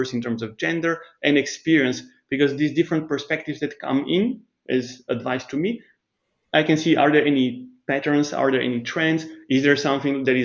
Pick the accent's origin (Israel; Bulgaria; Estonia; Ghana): Bulgaria; moved away as an adult; also born or lived in Germany / Switzerland; I grew up in Bulgaria, but then I moved to Germany and Switzerland